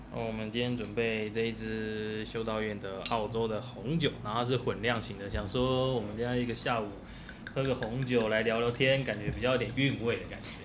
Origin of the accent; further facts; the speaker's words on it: Taipei, Taiwan; now in Chiayi, Taiwan; 我小时候是在台北市，就，就是练体育班的